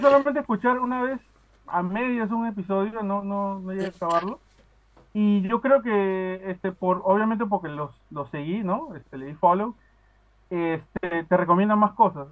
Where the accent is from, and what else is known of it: Peru; accent: Peruvian; now in Aruba